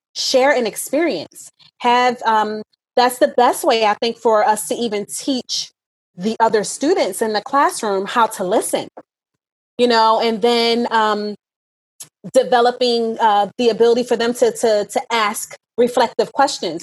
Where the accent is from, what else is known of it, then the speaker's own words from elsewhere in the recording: New Jersey, United States; I grew up in South Jersey, in an inner city